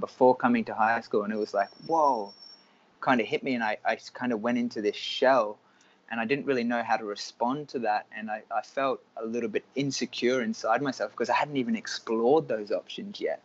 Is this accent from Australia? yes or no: yes; Cairns, Queensland, Australia; moved away as an adult; also born or lived in United States; I was born in Cairns in Australia